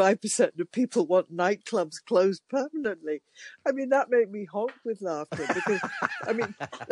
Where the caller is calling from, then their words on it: Scotland, United Kingdom; I'm not going to say middle England because I'm talking from Scotland.